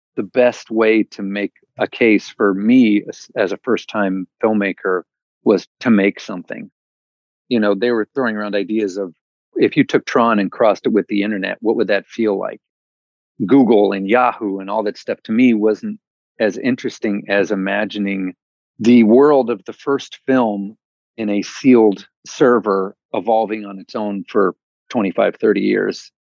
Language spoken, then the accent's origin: English; Midwest, United States; moved away as an adult; also born or lived in New York City / West Coast; I grew up in the Midwest